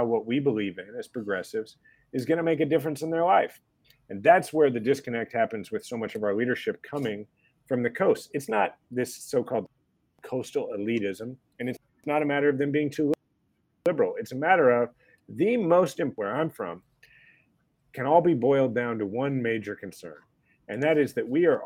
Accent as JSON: {"language": "English", "town": "Kansas City", "region": "Kansas", "country": "United States", "tie": "born or raised there", "also_born_or_lived": "Washington, D.C.", "said": "I was born in Kansas, grew up in the suburbs of Kansas City on the Kansas side, and then, you know, moved to Missouri, where my family's always been from, which is to say I moved like 4 miles"}